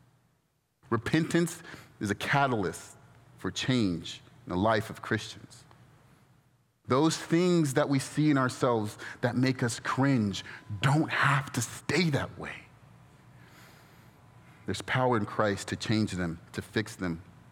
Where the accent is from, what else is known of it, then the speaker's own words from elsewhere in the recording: Inland Empire, California, United States; now in Orange County, United States; I grew up in the Inland Empire, and my neighborhood now in Orange County